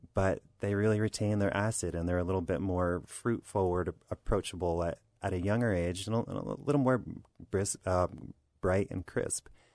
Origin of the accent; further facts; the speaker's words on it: Southern New York, United States; now in Virginia, United States; I'm from Southern New York.